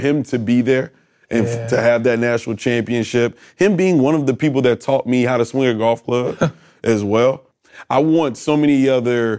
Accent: Atlanta, Georgia, United States; also born or lived in Houston, Texas; I'm from Atlanta, so it's the South

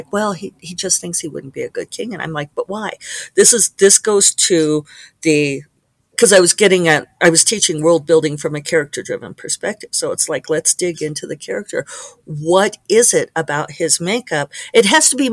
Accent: Colorado, United States; Colorado, my home state

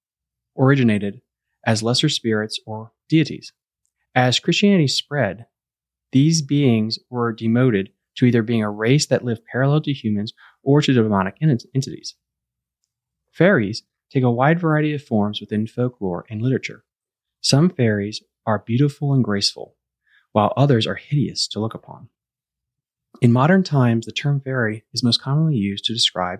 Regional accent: Loudoun County, D.C. area, Virginia, United States; we're actually from the Loudoun County, D.C. kind of area

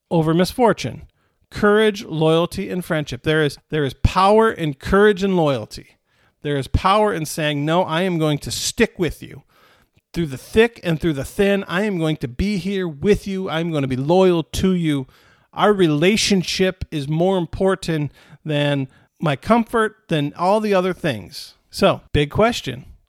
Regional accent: Michigan, United States; I was born in Michigan instead of Italy

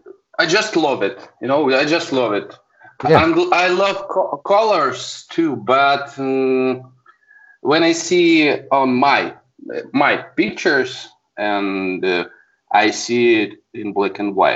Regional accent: Saint Petersburg, Russia; I'm a photographer from St. Petersburg, Russia.

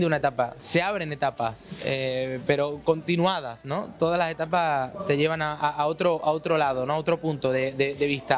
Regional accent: Córdoba, Andalusia, Spain; Yo soy cordobés, de España

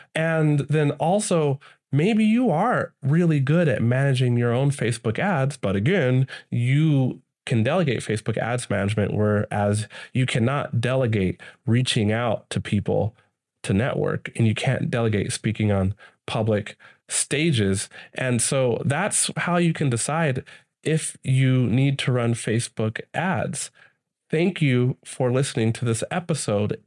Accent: United States; I'm from the States

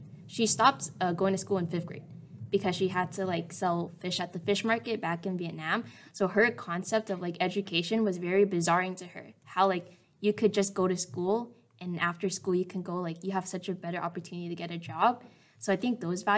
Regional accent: Westminster, California, United States; I grew up in Little Saigon

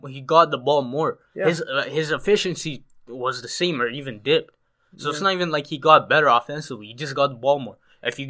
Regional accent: Canada; as a Canadian guy

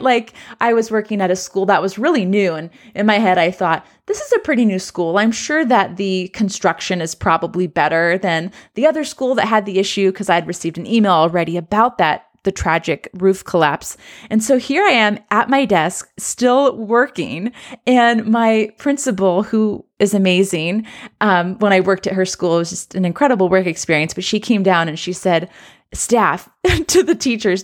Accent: Southern California, United States; now in Central Oregon, United States; I'm from Southern California

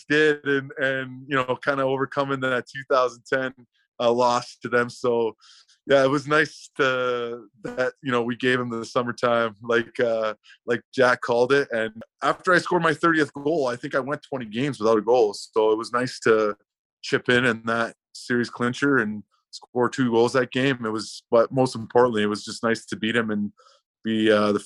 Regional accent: Vancouver, British Columbia, Canada; moved away; in my hometown

